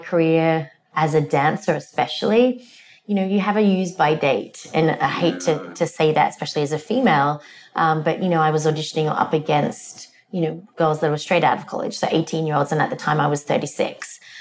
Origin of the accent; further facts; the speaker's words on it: Australia; moved away as an adult; also born or lived in England; now in United States; I grew up in Australia. I moved to Australia when I was 2.